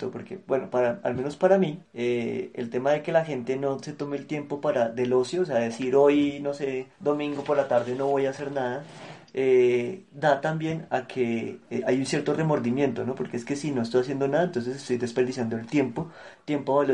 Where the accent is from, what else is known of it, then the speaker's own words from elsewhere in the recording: Argentina; accent: Argentine; Ay, eso sí me dijeron, que mi acento argentino es como sexy.